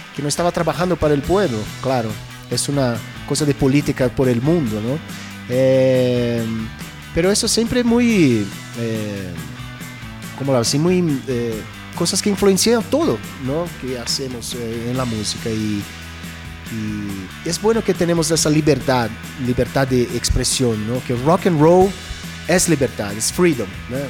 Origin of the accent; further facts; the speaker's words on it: Brazil; yo crecí en Brasil en los 70, Yo fui a escuela en los 70